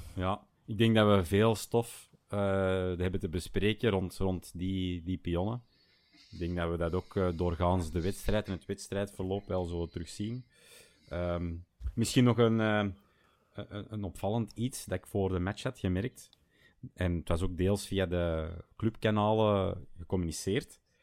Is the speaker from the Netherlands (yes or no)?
no; Schoten, Flanders, Belgium; now in Bergen, Belgium; Ik ben oorspronkelijk van, van Schoten, ehm, maar ik eh, ben eh, nu woonachtig te Bergen